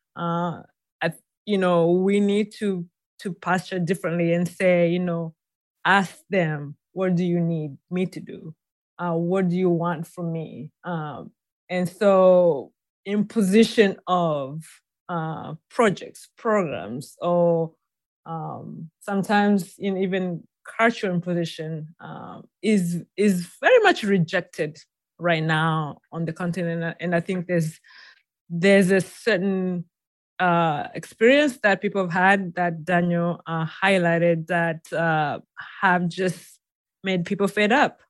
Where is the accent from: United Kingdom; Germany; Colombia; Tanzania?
Tanzania; moved away as an adult; now in United States; I was born and raised in Tanzania